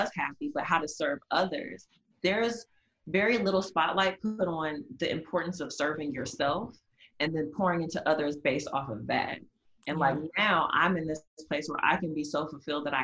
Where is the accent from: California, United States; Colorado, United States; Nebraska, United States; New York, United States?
Nebraska, United States; also born or lived in Dallas, Texas; I moved away from Dallas. My parents moved us back to Nebraska, so I ended up going to like an all girls Catholic school in Nebraska